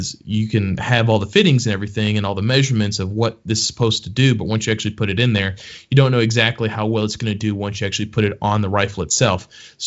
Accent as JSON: {"language": "English", "region": "Texas", "country": "United States", "tie": "born or raised there", "said": "my home state of Texas"}